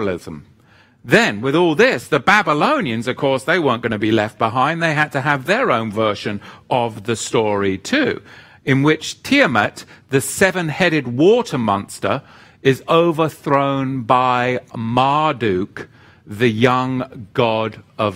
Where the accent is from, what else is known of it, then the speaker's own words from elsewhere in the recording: England, United Kingdom; moved away; my home country in England